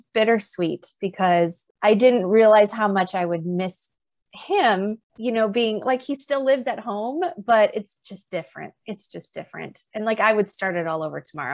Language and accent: English; South Dakota, United States; moved away as an adult; also born or lived in North Carolina; now in Twin Cities, United States; both my husband and I were born and raised in South Dakota